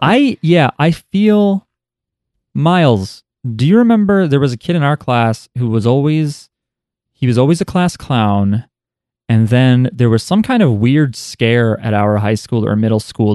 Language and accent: English; United States; in the United States, where we are from.